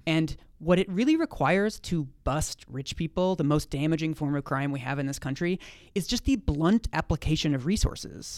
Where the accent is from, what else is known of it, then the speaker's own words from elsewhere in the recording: Seattle, Washington, United States; I'm from Seattle